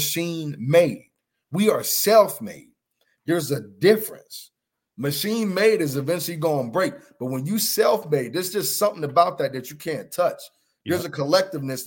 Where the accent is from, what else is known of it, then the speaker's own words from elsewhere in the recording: Pittsburgh, Pennsylvania, United States; my hometown of Pittsburgh